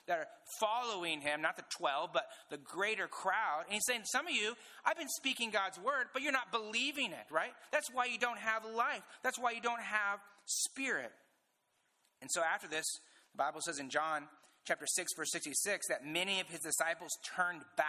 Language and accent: English; Indiana, United States; I'm from Indiana